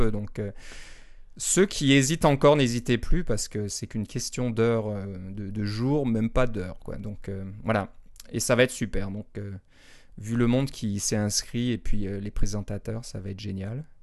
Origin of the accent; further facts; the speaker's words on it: Toronto, Ontario, Canada; born there; Mon Québec n'est pas natal, malheureusement.